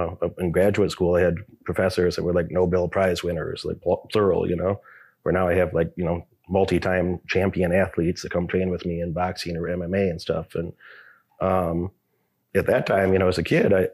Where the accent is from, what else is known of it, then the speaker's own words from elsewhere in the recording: Illinois, United States; I grew up in Illinois